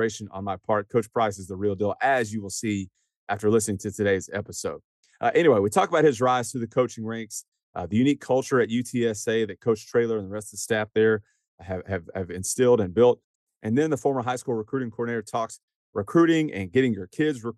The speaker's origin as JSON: {"language": "English", "town": "Houston", "region": "Texas", "country": "United States", "tie": "born or raised there", "said": "We're both grew up in the Houston area, Texas high school football coaches"}